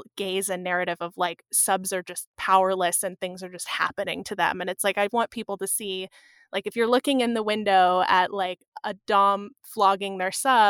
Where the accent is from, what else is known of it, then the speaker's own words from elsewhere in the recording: California, United States; I was recalling, I grew up outside of San Francisco.